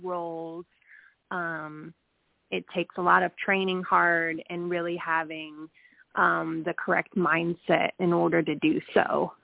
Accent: Connecticut, United States; moved away as an adult; now in Georgia, United States; I am actually originally from Connecticut. I don't know if I still have. I don't know if I still have my accent or not, but um, I've been down here in Georgia, down south, since I was 23.

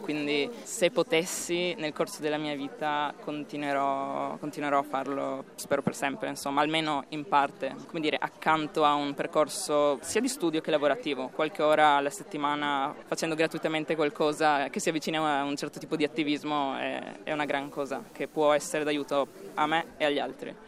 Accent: Italy; moved away as an adult; now in Slovenia; vivere di nuovo nel mio paese

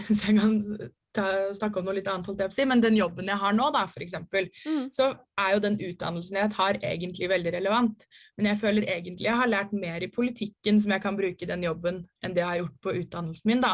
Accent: Ski, Akershus, Norway; moved away as an adult; now in Oslo, Norway; bodde hjemme i Ski

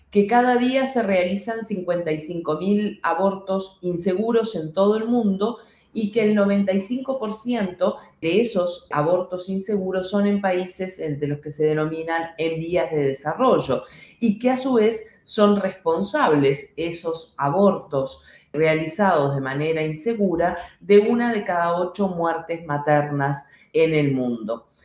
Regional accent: Uruguay; en el Uruguay, en mi país

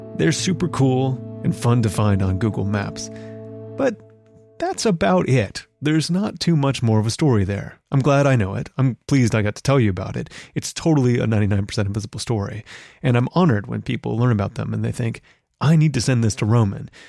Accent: Newark, Ohio, United States; I grew up in Newark, Ohio, which is only about thirty miles away from Circleville, Ohio

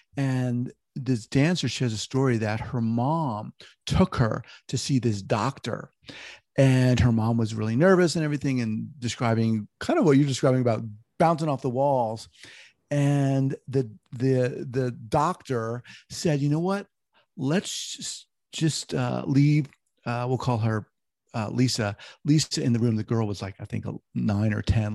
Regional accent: New York, United States; moved away; also born or lived in Long Island, New York; I'm from New York originally, I used to live in Long Island

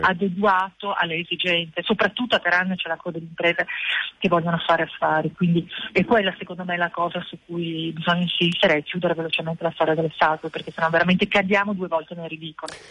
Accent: Italy; sono comunque anche nata e cresciuta in Italia

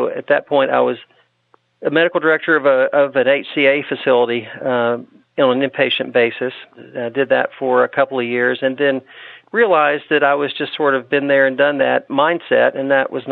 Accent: Nashville, Tennessee, United States; moved away as an adult; moved back to my home town of Nashville, Tennessee

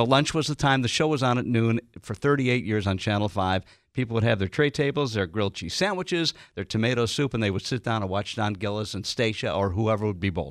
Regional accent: Detroit, Michigan, United States; moved away as an adult; growing up in Detroit

